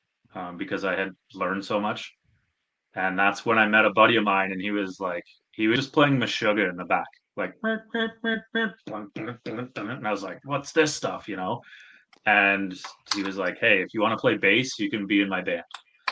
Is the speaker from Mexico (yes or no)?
no; Stratford, Ontario, Canada; I'm from Stratford, Ontario.